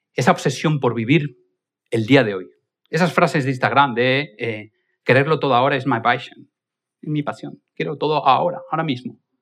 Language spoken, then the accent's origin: Spanish; Spain; Evidentemente yo no soy alemán, yo soy más español